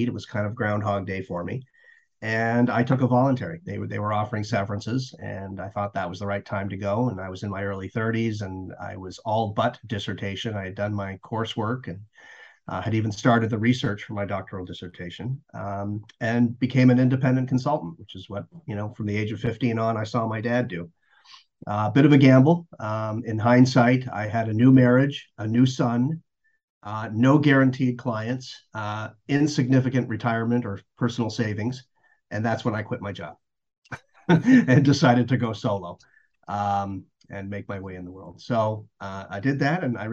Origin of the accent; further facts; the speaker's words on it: Toronto, Ontario, Canada; also born or lived in Buffalo; We moved back to Toronto where I was raised and went to the University of Toronto